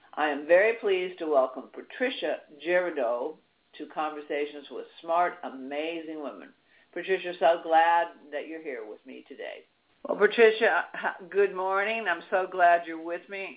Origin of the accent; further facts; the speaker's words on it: Washington D.C. area, District of Columbia, United States; I grew up in Washington D.C. area